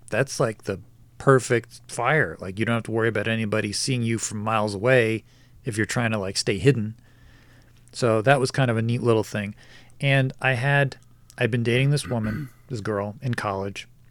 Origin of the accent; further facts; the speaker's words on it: New Jersey, United States; moved away; I lived in New Jersey. I grew up in New Jersey.